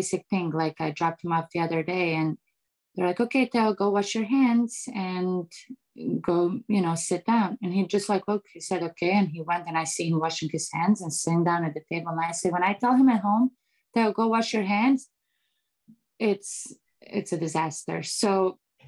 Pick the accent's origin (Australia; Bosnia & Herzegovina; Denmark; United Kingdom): Bosnia & Herzegovina; English is a second language; now in United States; I grew up in Eastern Europe where it's more like, you know, strict